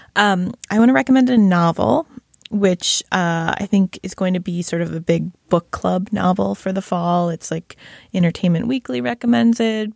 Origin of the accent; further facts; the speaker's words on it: Shaker Heights, Ohio, United States; recognizing my hometown